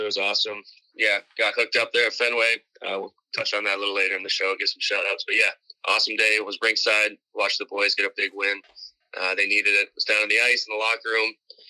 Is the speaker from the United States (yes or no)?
no; Canada; I was born in Canada.